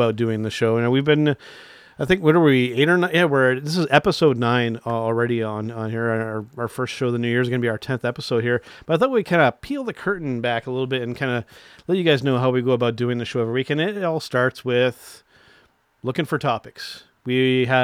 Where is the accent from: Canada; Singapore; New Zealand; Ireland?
Canada; as a Canadian